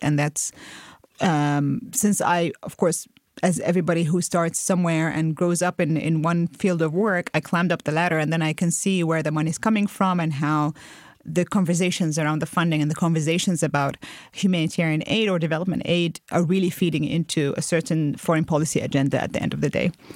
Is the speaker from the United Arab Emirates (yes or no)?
yes; United Arab Emirates; moved away as an adult; also born or lived in Jordan / Lebanon; grew up in the U A E.